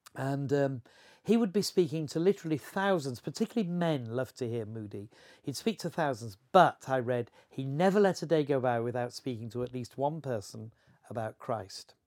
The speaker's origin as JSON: {"language": "English", "town": "Horsforth", "region": "Yorkshire and the Humber", "country": "United Kingdom", "tie": "born or raised there", "said": "I grew up in Horseworth"}